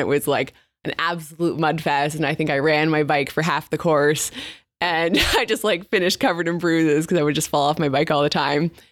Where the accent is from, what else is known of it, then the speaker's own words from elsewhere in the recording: north of Montreal, Quebec, Canada; first language English; moved away as an adult; now in British Columbia, Canada; where I grew up, is north of Montreal.